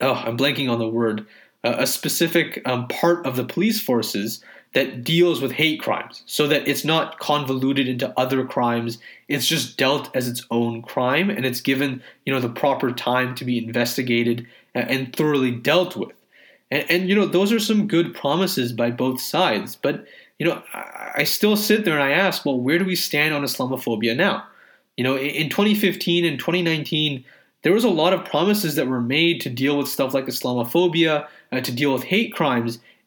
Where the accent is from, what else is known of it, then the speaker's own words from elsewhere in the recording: Canada; a Canadian Muslim